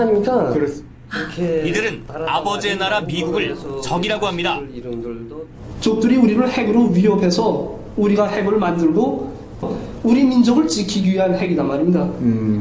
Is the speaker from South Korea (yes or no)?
no; Pyongyang, North Korea; first language Korean; 이 땅에서 자라는 한 시민으로서